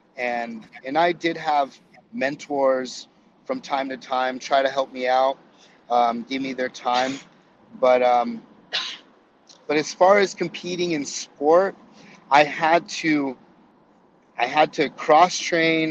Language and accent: English; Yuma, Arizona, United States; also born or lived in Florida; now in San Diego, United States; my dad actually got transferred back to Arizona, back to the back to my hometown, and um, and so I I went back to to Yuma